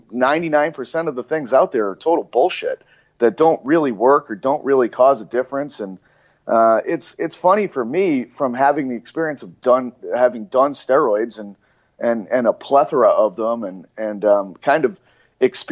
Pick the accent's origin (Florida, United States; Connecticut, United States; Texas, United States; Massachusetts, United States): Massachusetts, United States; Cape Cod; where I grew up in Cape Cod in Massachusetts